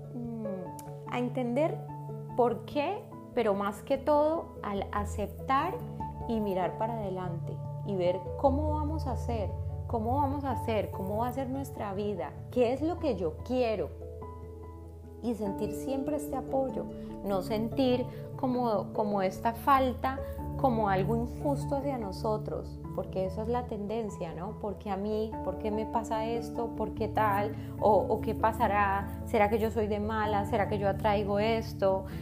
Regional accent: Colombia; also born or lived in Argentina; now in Spain; vivo hace siete años en España. Antes vivía en Argentina, donde nacieron mis hijos, y soy colombiana

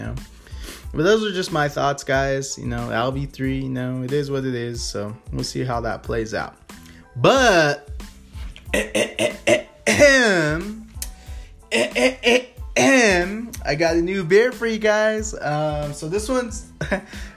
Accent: United States; being American, you know, living in the United States

